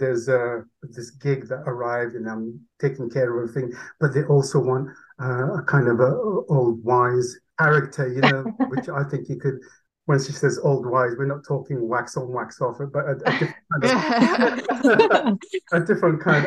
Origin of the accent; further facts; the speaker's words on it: Leeds, Yorkshire and the Humber, United Kingdom; first language Urdu; English is a second language; also born or lived in Karachi, Pakistan; I grew up in Leeds pretty much in Yorkshire.